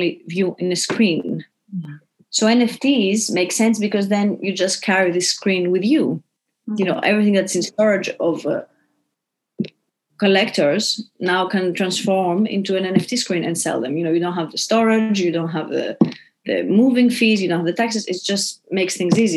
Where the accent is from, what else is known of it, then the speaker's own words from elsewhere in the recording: Greece; now in New York, United States; I'm from Greece